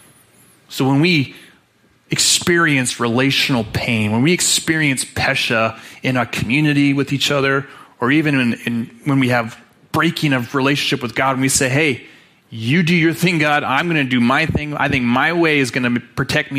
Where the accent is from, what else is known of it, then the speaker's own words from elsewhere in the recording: Utah, United States; I grew up in Utah